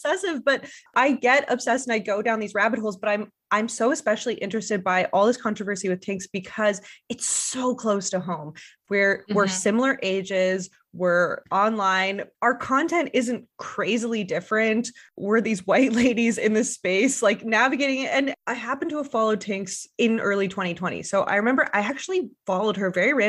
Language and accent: English; Montreal, Quebec, Canada; also born or lived in British Columbia; now in Montreal, Canada; I'm from Montreal, but I haven't lived there. So I moved back home in the pandemic to take care of my mom